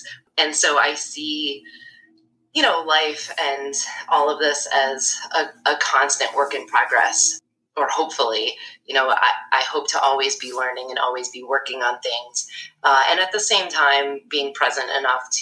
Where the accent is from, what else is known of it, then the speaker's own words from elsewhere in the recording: Syracuse, New York, United States; moved away as an adult; also born or lived in Durham, North Carolina / Brooklyn, New York; I was born and raised in Syracuse